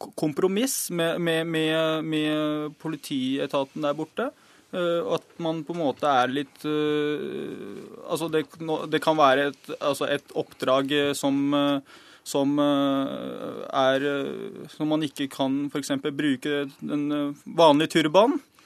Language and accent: Norwegian; Norway; så er jeg født og oppvokst her i Norge